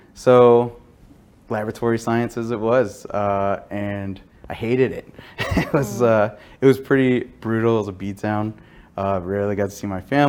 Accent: Dallas, Texas, United States; I was born and raised in Texas, specifically the North Texas, Dallas area

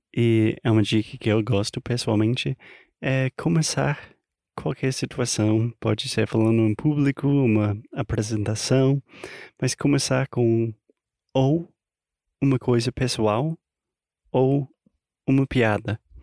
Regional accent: United States; Portuguese is a second language; americano, obviamente. Falante não nativo da língua portuguesa

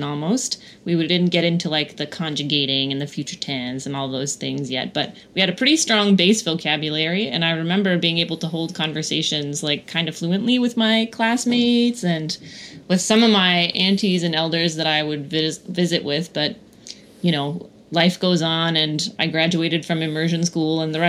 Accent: Kanesatake, Quebec, Canada; my childhood growing up in Kanesatake

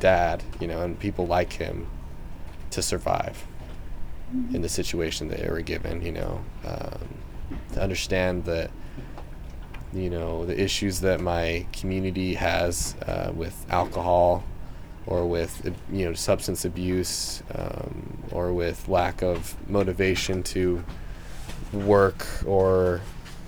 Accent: Salt Lake City, Utah, United States; I'm from Utah, and my tribe isn't necessarily predominantly from northern Utah, which is where I'm from, Salt Lake City

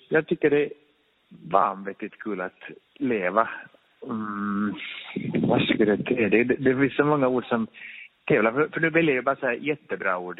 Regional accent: Finland; moved away; jag är från Finland

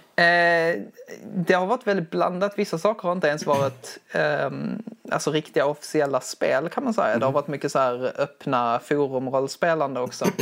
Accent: Skurup, Skåne, Sweden; accent: Skånska; now in Skara, Sweden; jag, kommer ifrån Skurup i Skåne.

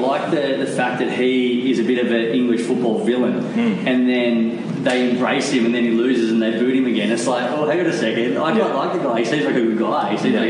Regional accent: Australia; Australians are horrible at supporting our team.

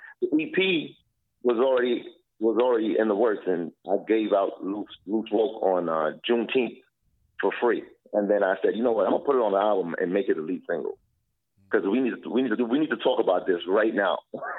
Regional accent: Jamaica; also born or lived in Canada / Brooklyn, United States; now in Toronto, Canada; So you got a Canadian growing up in Jamaica in elementary school, and then, you know, you adapt to that life and live that life, and from there is Brooklyn, New York.

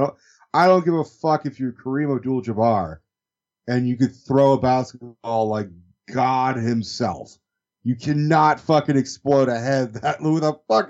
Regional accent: Maine, United States; when I was like 12, I was convinced that a clown was chasing after me. Like, I grew up in Maine.

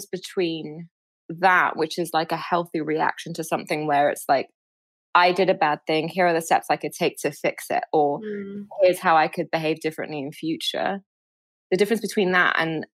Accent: Cairo, Cairo Governorate, Egypt; I grew up in Cairo

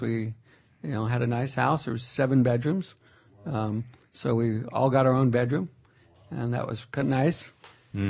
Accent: Fresno, California, United States; I was born in Fresno

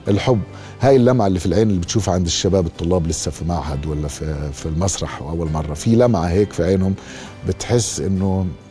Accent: Jordan; انا ممثل اردني مش سوري

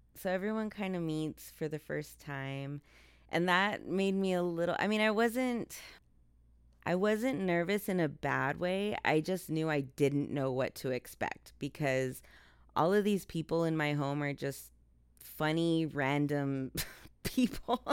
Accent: El Paso, Texas, United States; my hometown of El Paso, Texas

